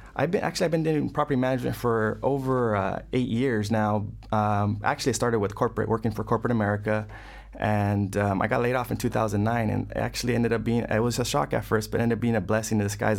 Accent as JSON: {"language": "English", "town": "Fresno", "region": "California", "country": "United States", "tie": "born or raised there", "also_born_or_lived": "West Los Angeles, California", "moved": "as an adult", "lives_now": "Los Angeles, United States", "said": "originally from Fresno, California, Central California."}